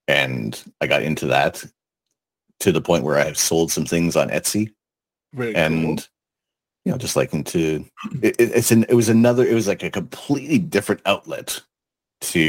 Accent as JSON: {"language": "English", "town": "Toronto", "region": "Ontario", "country": "Canada", "tie": "born or raised there", "also_born_or_lived": "Colchester, United Kingdom", "moved": "as an adult", "said": "born and raised in Toronto"}